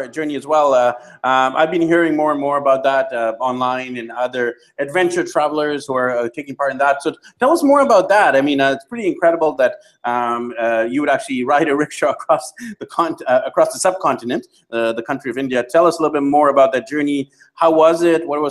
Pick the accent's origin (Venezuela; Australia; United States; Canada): Canada; Vancouver, British Columbia; I'm born and raised in Vancouver, Canada.